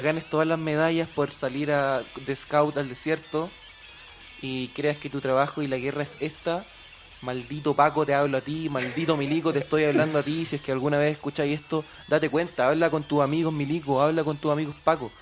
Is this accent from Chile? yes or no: yes; Chile; nosotros como chilenos